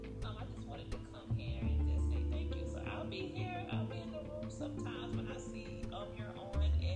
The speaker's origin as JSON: {"language": "English", "region": "South Carolina", "country": "United States", "said": "I'm from South Carolina, so we're both from South Carolina. And we're from the same little country area."}